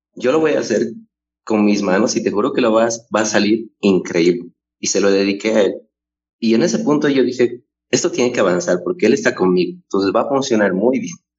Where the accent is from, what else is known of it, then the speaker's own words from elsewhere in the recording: Cochabamba, Bolivia; soy oriundo de Bolivia, Cochabamba es mi ciudad natal